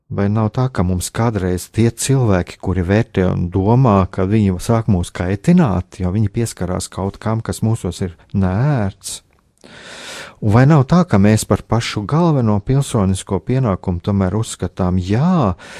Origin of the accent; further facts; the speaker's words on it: Latvia; mēs esam latvieši, mēs, jā, mēs piedaram latviešu tautai